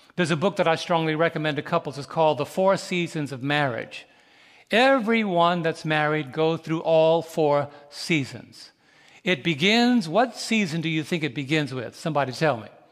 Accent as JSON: {"language": "English", "town": "New York City", "region": "New York", "country": "United States", "tie": "born or raised there", "said": "Growing up in New York City years ago"}